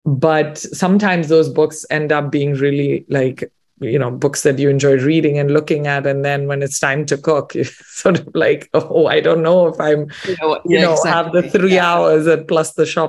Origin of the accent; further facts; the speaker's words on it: India; I'm Indian. I've cooked, you know, Indian food and eaten it all my life.